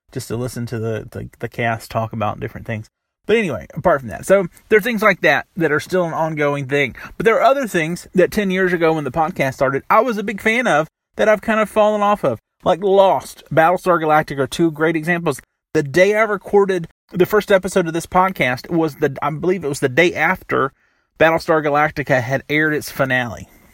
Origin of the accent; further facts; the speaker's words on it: the South, United States; Growing up in the South